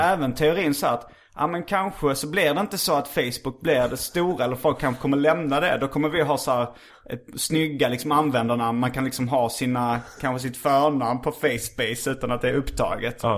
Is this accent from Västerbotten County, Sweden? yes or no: no; Lund, Skåne, Sweden; jag är uppvuxen i Lund och eh, har väldigt akademiska föräldrar.